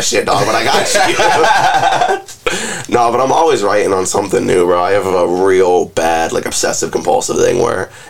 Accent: Jacksonville, Florida, United States; also born or lived in Fort Lauderdale, Florida; I moved here when I was like 7 or 8 with my family. And I've been fucking locked in Jacksonville ever since.

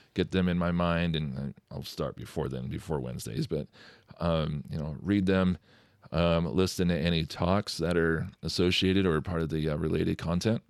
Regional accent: McCall, Idaho, United States; now in Fishers, United States; Central Idaho

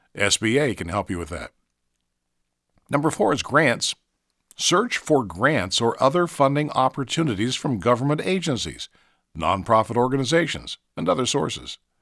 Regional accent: Marietta, Ohio, United States; when I was in elementary school in Marietta, Ohio, my hometown

